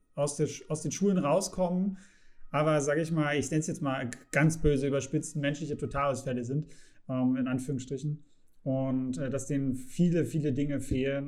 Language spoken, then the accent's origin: German; Saxony, Germany; ich komme aus Sachsen. Wir haben äh, hier sehr, sehr viel Industrie